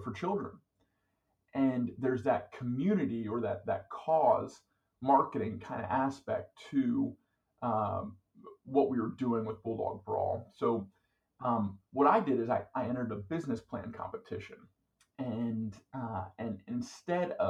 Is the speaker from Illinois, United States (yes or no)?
no; Philadelphia, Pennsylvania, United States; moved away; also born or lived in Georgia; I was born in Philadelphia, Pennsylvania